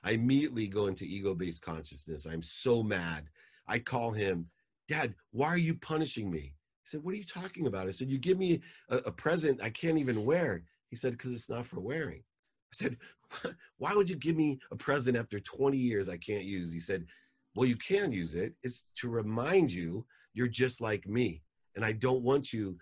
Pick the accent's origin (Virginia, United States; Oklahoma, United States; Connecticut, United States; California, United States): California, United States; San Diego; also born or lived in Akron, Ohio; when I moved from Akron, Ohio to San Diego